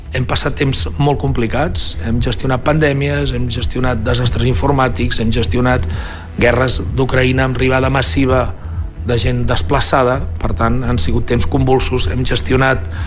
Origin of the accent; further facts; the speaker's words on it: Lloret de Mar, Catalonia, Spain; la ciutat on vas néixer